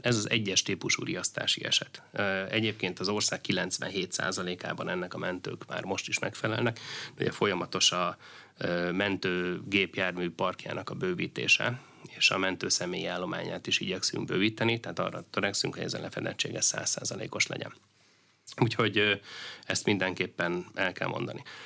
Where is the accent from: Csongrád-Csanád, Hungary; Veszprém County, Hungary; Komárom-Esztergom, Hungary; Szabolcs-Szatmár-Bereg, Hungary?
Veszprém County, Hungary; Én ugye Bakonyi gyerek vagyok, ö, Veszprém megyéből származom, és, ö, Nálunk ugye az teljesen, ö, természetes, hogy a szomszéd falu és az én szülőfalum